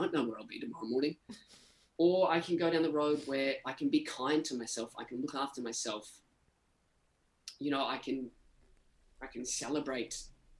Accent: Victoria, Australia; moved away; I grew up in this time called Black Saturday, which were like some of the biggest bushfires in Australian history

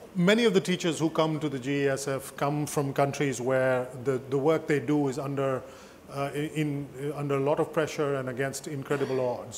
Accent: United States; I'm Amer American.

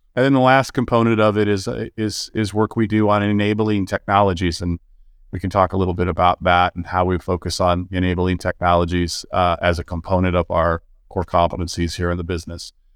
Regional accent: California, United States; I was born and raised in California

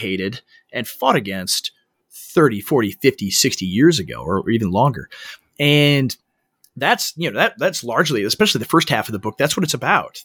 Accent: Minnesota, United States; I am in Minnesota. I'm from, I'm born and raised here. I'm in my hometown

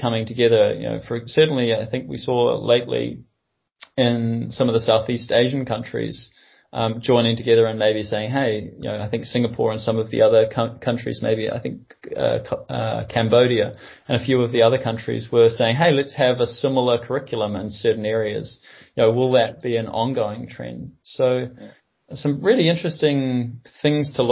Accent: New Zealand; I'm a New Zealander

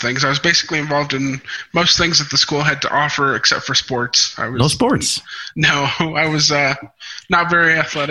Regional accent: Portales, New Mexico, United States; first language Spanish; English is a second language; also born or lived in Albuquerque, New Mexico; I was born in Albuquerque. And then shortly thereafter moved to Portales. And I kind of grew up there.

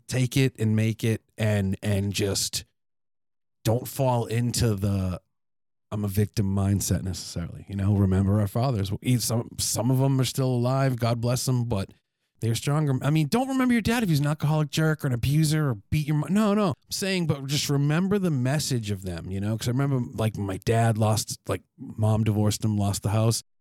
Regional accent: New England, United States; growing up in New England

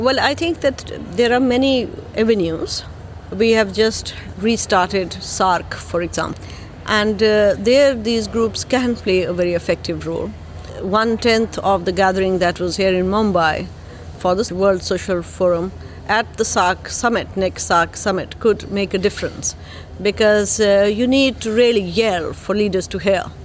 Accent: Lahore, Punjab, Pakistan; I'm from Pakistan, Lahore

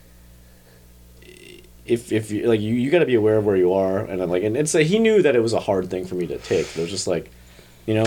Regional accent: New Jersey, United States; I grew up in Jersey, part of a big, big, big Catholic family.

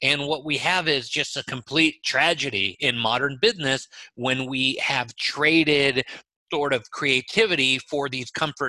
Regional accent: Israel; English is a second language; moved away; I came to this country from Israel knowing zero English.

